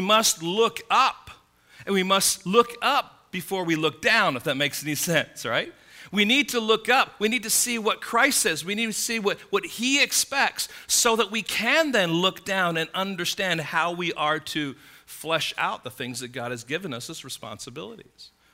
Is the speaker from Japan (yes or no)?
no; United States; I'm an American citizen